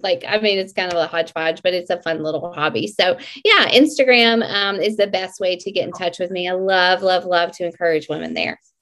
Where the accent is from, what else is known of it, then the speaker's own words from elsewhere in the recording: Mississippi, United States; I am from Mississippi